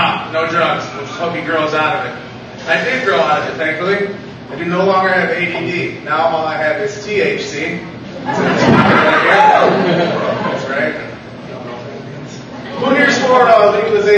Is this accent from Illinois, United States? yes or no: yes; Loves Park, Illinois, United States; I am from Love's Park